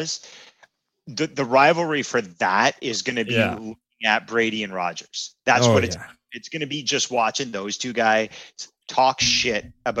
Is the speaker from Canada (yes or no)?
yes; Canada; And I know we're hockey centric. We're Canadian boys. We love it.